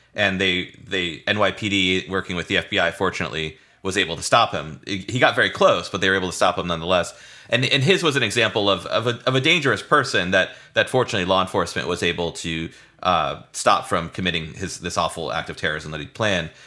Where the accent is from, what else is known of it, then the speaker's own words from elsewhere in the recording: St. Petersburg, Florida, United States; I grew up in Saint Petersburg, Florida